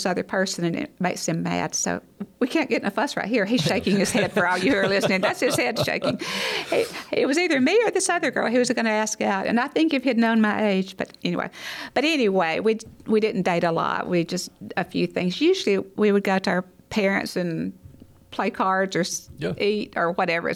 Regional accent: Hackleburg, Alabama, United States; I was born, raised in Hackleburg, Alabama

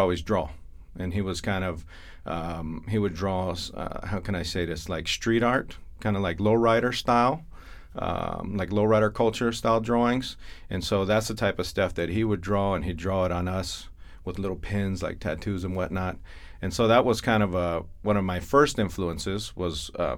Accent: Imperial Valley, California, United States; moved away as an adult; also born or lived in San Diego, California; now in Chandler, United States; We're from Imperial Valley, California. That's our home base. That's our hometown

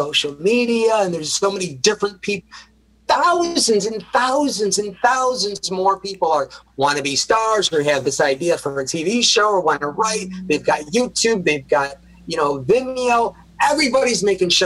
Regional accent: Rochester, New York, United States; moved away; I went back to Rochester to serve as a primary caregiver at Rochester, New York, my hometown

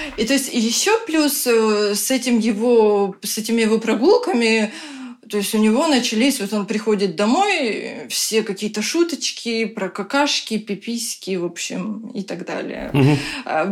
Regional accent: Ukraine; moved away as an adult; now in Tallinn, Estonia; мы сами из Украины, сейчас вынуждены живем в Таллине

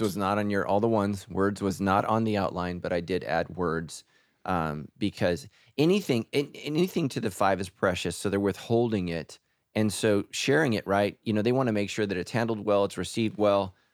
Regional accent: California, United States

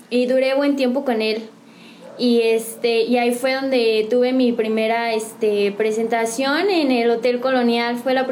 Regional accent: San Juan del Río, Querétaro, Mexico; De aquí de San Juan del Río soy este, originaria.

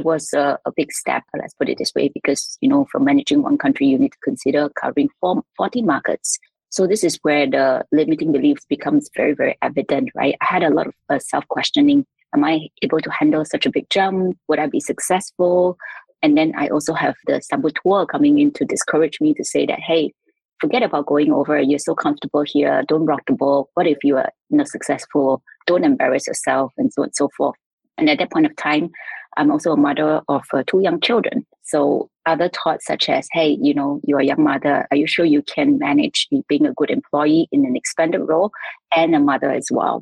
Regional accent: Singapore; now in Shanghai, China; I'm a Singaporean currently residing in Shanghai, China.

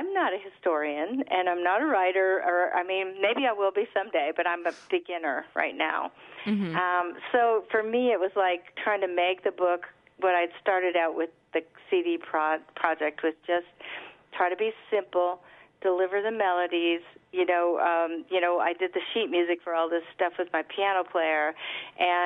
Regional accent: United States; grew up on the Mississippi

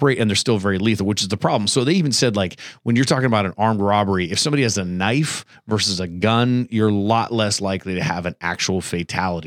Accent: Ohio, United States; I grew up in Ohio

